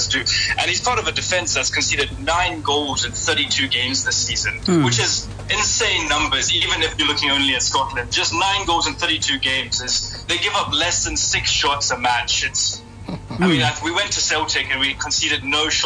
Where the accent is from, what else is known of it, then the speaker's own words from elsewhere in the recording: Johannesburg, Gauteng, South Africa; even though I grew up in Johannesburg, South Africa